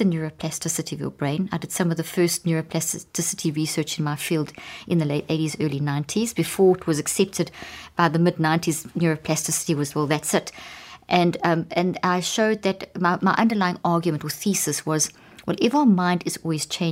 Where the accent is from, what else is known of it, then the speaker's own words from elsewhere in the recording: South Africa; moved away; also born or lived in Zimbabwe; I was born in Zimbabwe and grew up in South Africa